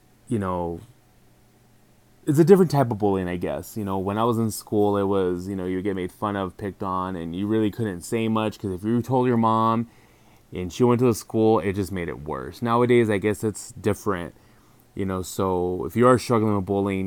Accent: El Paso, Texas, United States; moved away as an adult; now in San Diego, United States; 36 years old, I'm from El Paso, Texas.

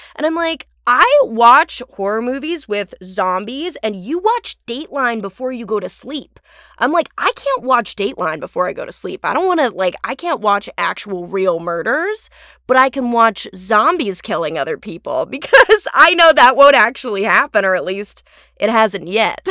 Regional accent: Orange County, California, United States; accent: Californian; now in Los Angeles, United States; I'm from Orange County

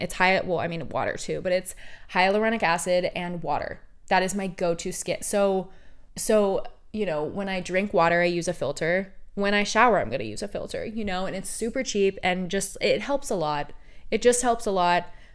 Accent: Oregon, United States; now in California, United States; I was born and raised in Oregon

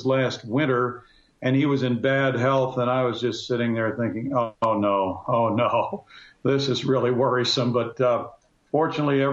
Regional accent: Sedalia, Missouri, United States; I went back to my hometown in Sedalia, which was about 70 miles away

